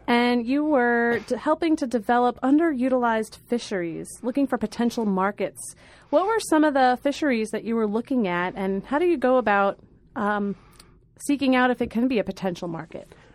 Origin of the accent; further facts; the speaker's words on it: New York, United States; I'm from the New York, too